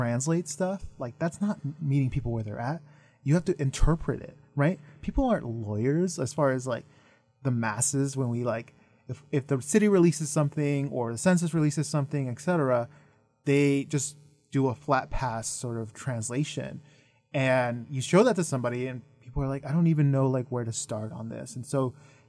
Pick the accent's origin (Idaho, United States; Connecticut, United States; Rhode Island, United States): Idaho, United States; growing up in Idaho, I ended up translating a lot for, like, my mom and my family.